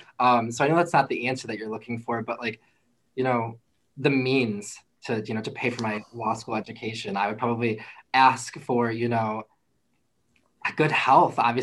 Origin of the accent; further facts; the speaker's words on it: Niles, Michigan, United States; I'm from Niles, Michigan